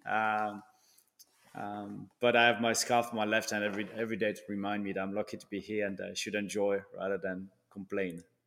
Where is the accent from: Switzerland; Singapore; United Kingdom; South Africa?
Switzerland; also born or lived in France; now in Miami, United States; I was born in Switzerland from a Swiss dad and a, a French mum